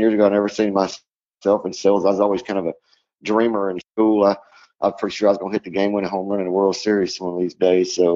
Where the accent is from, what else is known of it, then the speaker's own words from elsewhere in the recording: Johnson City, Tennessee, United States; accent: deep South twang; also born or lived in Georgia; now in Sun City Center, United States; Tennessee. You know, back and forth from Tennessee and Georgia most of my life